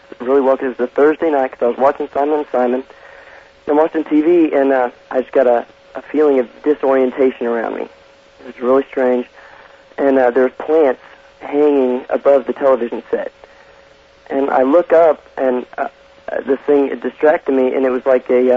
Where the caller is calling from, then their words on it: Overland Park, Kansas, United States; I'm calling from Overland Park, Kansas.